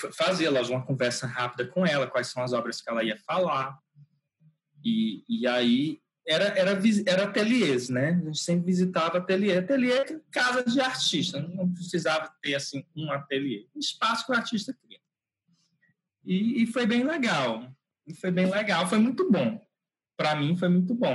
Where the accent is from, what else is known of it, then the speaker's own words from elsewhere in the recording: Teresina, Piauí, Brazil; Eu nasci em Teresina, é, no Piauí. Moro aqui, trabalho aqui, né? Praticamente toda a minha vida eu eu eu nasci aqui.